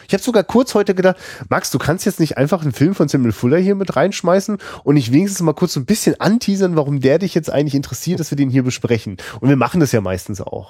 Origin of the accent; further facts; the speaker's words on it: Rostock, Mecklenburg-Vorpommern, Germany; als Rostocker